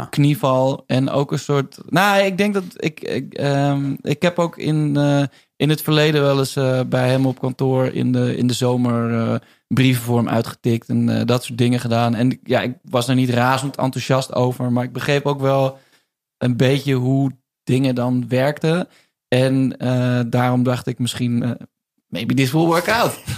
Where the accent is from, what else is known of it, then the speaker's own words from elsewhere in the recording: Amersfoort, Utrecht, Netherlands; Ja, het was ook niet stom. Maar ik kwam uit Amersfoort, hè? Dus ja.